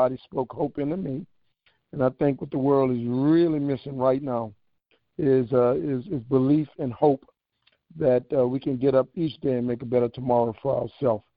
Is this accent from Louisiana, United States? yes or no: yes; New Orleans, Louisiana, United States; moved away as an adult; also born or lived in Atlanta, Georgia; I grew up in New Orleans in a house with no books.